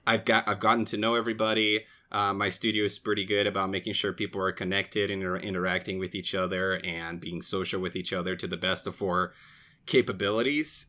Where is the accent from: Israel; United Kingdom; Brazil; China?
Brazil; moved away as an adult; now in United States; I was born and raised in Brazil